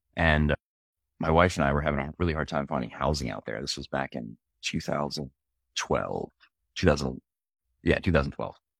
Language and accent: English; Philadelphia, Pennsylvania, United States; moved away; also born or lived in upstate New York; I grew up in Philly